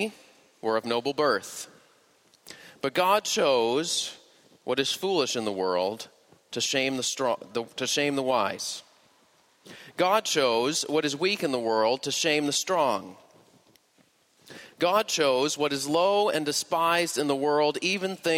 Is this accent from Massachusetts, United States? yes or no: yes; Boston, Massachusetts, United States; moved away; I'm originally from the Boston area